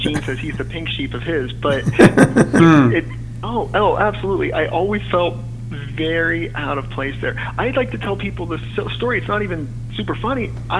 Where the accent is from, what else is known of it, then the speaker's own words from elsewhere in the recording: Greenville, Pennsylvania, United States; I'm from Western Pennsylvania, right on the border of Pennsylvania and Ohio, about 50 miles north of Pittsburgh, Greenville, Pennsylvania.